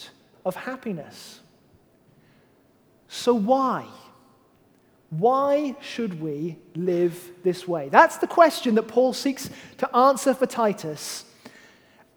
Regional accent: United Kingdom; I am British and a man

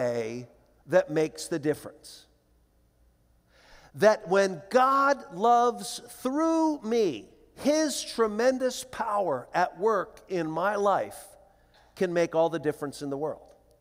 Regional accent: Philadelphia, Pennsylvania, United States; moved away; my sister and I flew back to Philadelphia to attend to the funeral arrangements, and we had grown up in this little church

